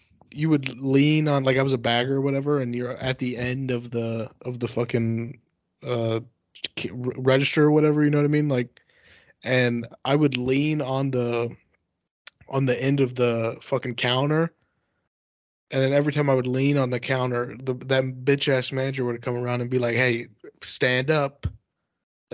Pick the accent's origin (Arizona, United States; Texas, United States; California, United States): Texas, United States; moved away; also born or lived in San Diego; In Texas. This is when I was like 16